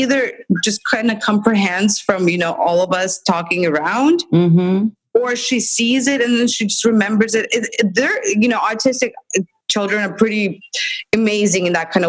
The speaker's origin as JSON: {"language": "English", "country": "Russia", "moved": "as an adult", "lives_now": "United States", "said": "But we come from Russia, where I worked in a special education school that she went to, and it's horrible."}